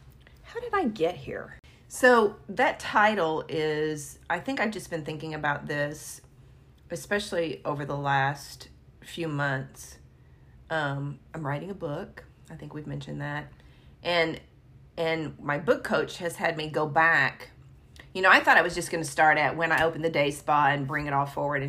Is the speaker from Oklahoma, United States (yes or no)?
no; Sacramento, California, United States; born there; So I was born in Sacramento. I was an Air Force baby.